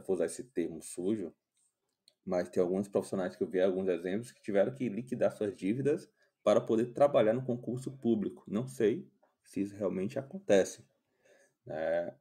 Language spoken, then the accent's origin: Portuguese; Ceará, Brazil; moro aqui em Fortaleza, sou cearense.